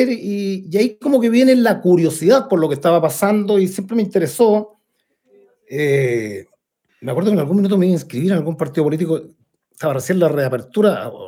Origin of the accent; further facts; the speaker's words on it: Puente Alto, Santiago Metropolitan Region, Chile; me crié en Ponte Alto, en otro Ponte Alto